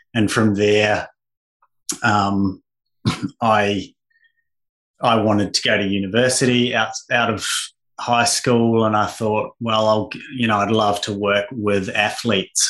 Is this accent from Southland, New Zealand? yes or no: yes; Invercargill, Southland, New Zealand; now in Australia; I'm just a Kiwi boy who was actually born in Australia, but only spent a few years here while my parents were here on an extended working stay, but grew up in the far south of NZ in a wonderful little place called Invercargill